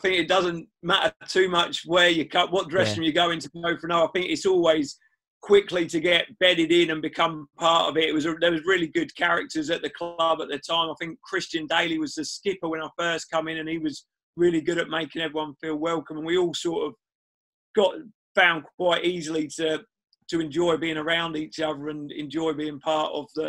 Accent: Cambridge, East of England, United Kingdom; I just had my first child with my girlfriend at the time, and I'm from Cambridge, so it gave me the opportunity to move back, which we were looking to move back to the area.

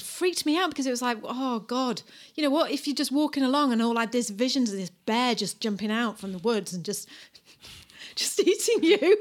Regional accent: England, United Kingdom; moved away as an adult; now in New Zealand; we're English

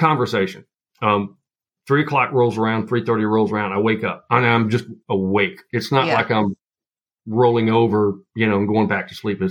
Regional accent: Appalachia, United States; your plants in the Pacific Northwest is going to be completely different than what I grew up with in Appalachia, right?

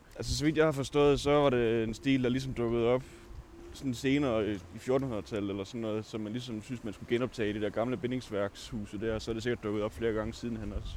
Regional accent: Svendborg, Southern Denmark, Denmark; moved away as an adult; also born or lived in Årslev, Denmark; now in Aarhus, Denmark; Jeg er egentlig født i Årslev, som ligger lidt uden for Odense, men jeg har boet i Svendborg næsten hele mit liv

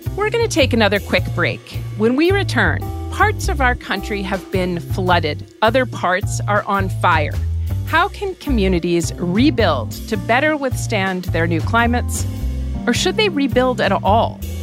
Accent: New Hampshire, United States; I'm from New Hampshire, quite near Canada, you know, that I was accustomed to snow

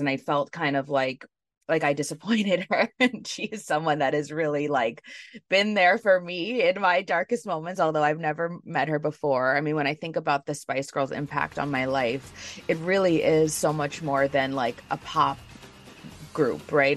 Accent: New York City, New York, United States; I was born and raised in New York City

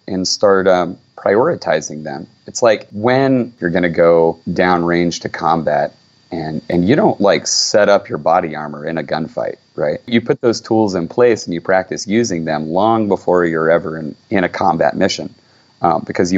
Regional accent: Texas, United States; I grew up in Texas.

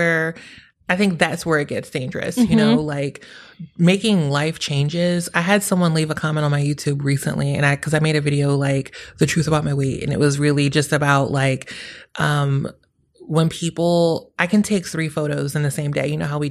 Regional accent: New York, United States; I'm a New Yorker. We walk around.

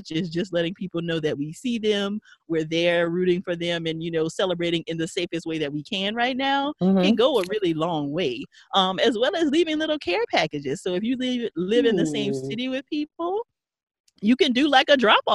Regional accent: Paincourtville, Louisiana, United States; Paincourtville, Louisiana. Country.

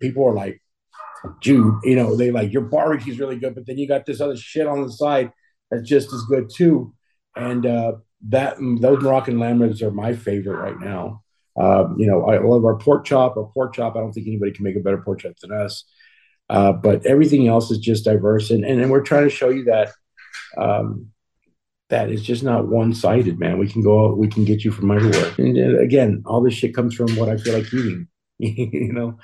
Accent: Uvalde, Texas, United States; growing up in Uvalde, Texas

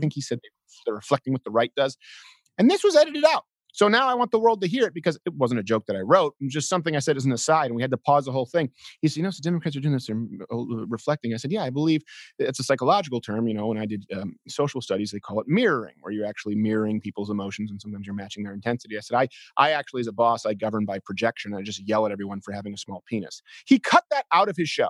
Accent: Montreal, Quebec, Canada; moved away; I was raised in the South Shore of Montreal

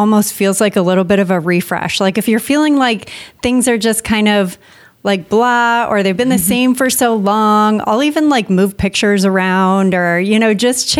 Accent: San Diego, California, United States; moved away as an adult; also born or lived in San Francisco; I grew up in Southern California in San Diego

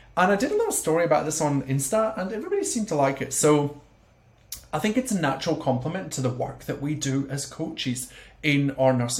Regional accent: Scotland, United Kingdom; accent: Scottish; my Scottish accent

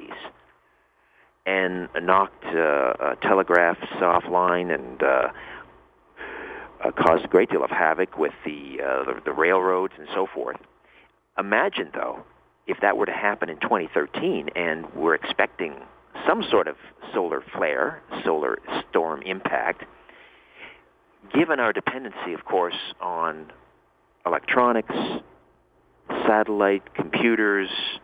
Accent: Canada; I'm a Canadian boy

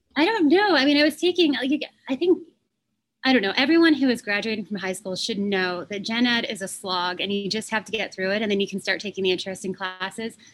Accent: Fresno, California, United States; moved away as an adult; also born or lived in San Francisco; I grew up in outside of Fresno in California

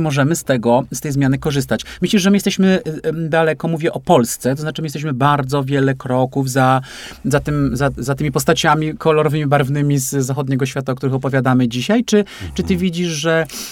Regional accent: Poland; also born or lived in Łódź; żyjący tu, gdzie, gdzie żyję i tu się urodziłem, w takim kraju

